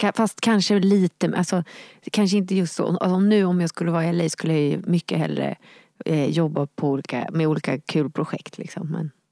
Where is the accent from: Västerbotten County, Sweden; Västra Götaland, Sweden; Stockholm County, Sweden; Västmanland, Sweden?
Stockholm County, Sweden; Nacka; där jag växte upp i Nacka i Lillinge